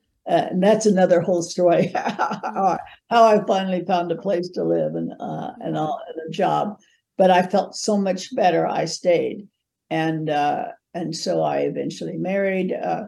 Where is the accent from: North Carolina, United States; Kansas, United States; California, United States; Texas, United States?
Kansas, United States; And I was raised in Kansas, Bible Belt